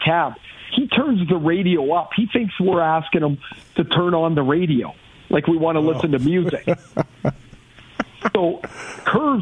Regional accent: Trail, British Columbia, Canada; I'm from Trail, BC.

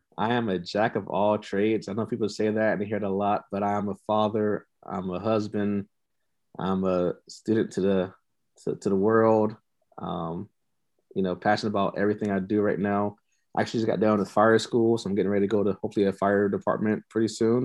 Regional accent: Tampa, Florida, United States; moved away as an adult; also born or lived in Nebraska; I'm from Tampa Bay

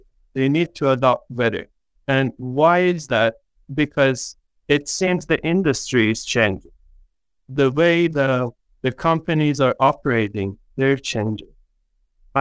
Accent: Iran; moved away as an adult; now in Canada; originally, I'm from Iran. I was born in Iran. Back home, when you're growing up as a kid

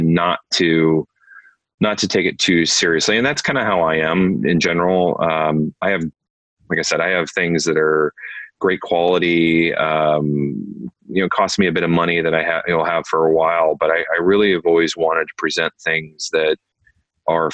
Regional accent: Iowa, United States; moved away; also born or lived in New York; I grew up in Iowa.

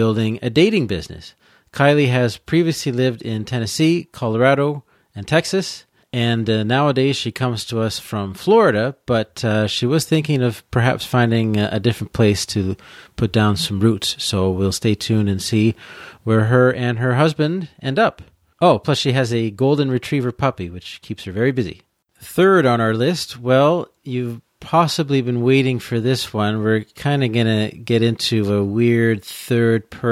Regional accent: Peterborough, Ontario, Canada; moved away; also born or lived in Quebec / Alberta / British Columbia / Bournemouth, England; I grew up in Peterborough in Ontario

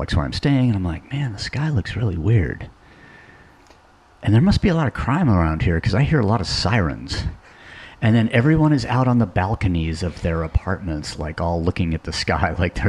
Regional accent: Seattle, Washington, United States; when I grew up here in Seattle

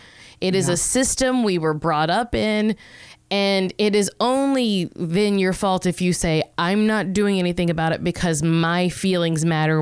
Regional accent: the South, United States; I'm like from the South

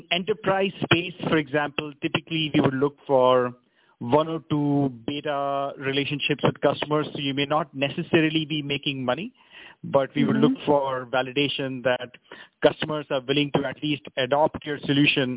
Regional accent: India; us as Indian entrepreneurs

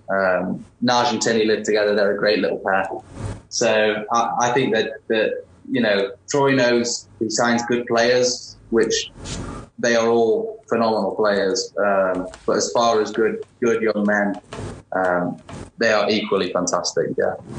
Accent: Warrington, North West England, United Kingdom; moved away as an adult; also born or lived in Charlotte, North Carolina; now in New Mexico, United States; my hometown, Warrington

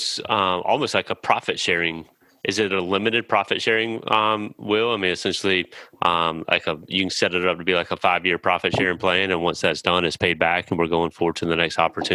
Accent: New Bern, North Carolina, United States; I'm from New Bern, North Carolina.

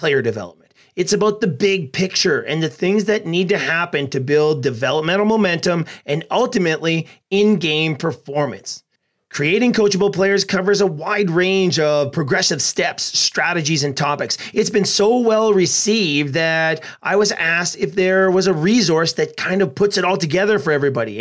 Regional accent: Edmonton, Alberta, Canada; my hometown of Edmonton

